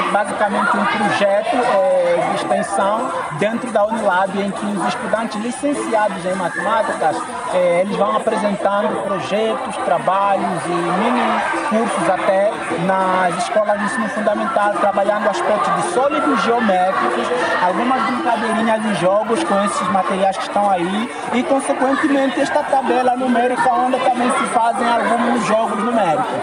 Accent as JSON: {"language": "Portuguese", "country": "Angola", "moved": "as an adult", "lives_now": "Brazil", "said": "Eu sou angolano, de África."}